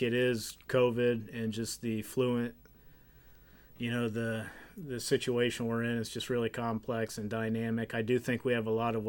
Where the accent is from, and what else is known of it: Kenton, United States; born or raised there